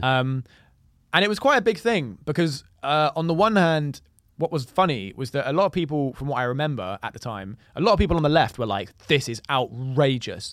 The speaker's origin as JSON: {"language": "English", "region": "London", "country": "United Kingdom", "tie": "born or raised there", "said": "just being born and raised in London"}